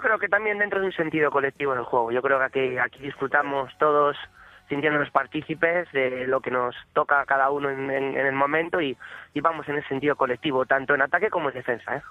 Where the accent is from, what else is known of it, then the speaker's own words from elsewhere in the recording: Castile, Spain; yo por ejemplo soy castellano todavía más